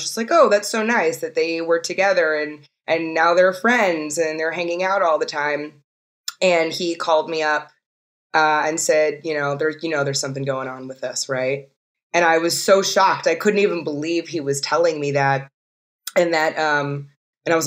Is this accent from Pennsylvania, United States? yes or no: no; New York City, New York, United States; I grew up in New York City